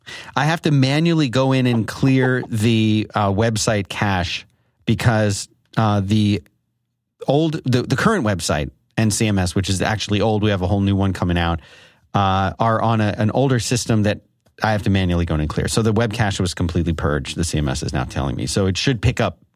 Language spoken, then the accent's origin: English; Philadelphia, Pennsylvania, United States; accent: Philadelphia; Well, I'll say it in my Philadelphia accent.